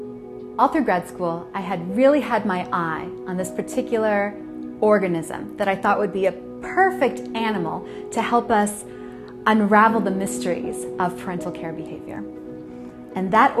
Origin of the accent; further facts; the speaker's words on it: United States; But yo soy Chicana, I'm Mexican American, and my family is very proud of their culture